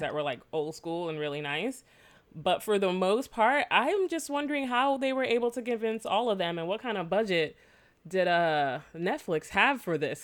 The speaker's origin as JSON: {"language": "English", "country": "Jamaica", "said": "I am Jamaican"}